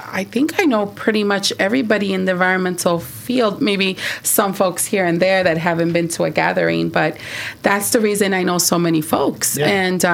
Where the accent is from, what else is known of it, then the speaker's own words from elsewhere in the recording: Michoacán, Mexico; Yeah, but I come from Michoacán, and my parents were farm workers.